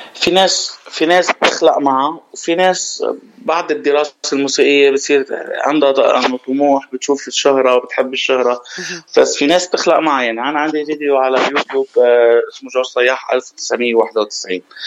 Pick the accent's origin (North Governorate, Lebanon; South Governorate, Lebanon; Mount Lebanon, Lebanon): Mount Lebanon, Lebanon; now in Dubai, United Arab Emirates; انا ابن جبل لبنان